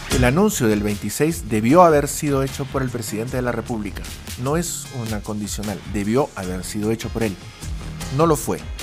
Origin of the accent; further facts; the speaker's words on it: Peru; somos solamente peruanos adultos entre los 18 y los 64 eh, años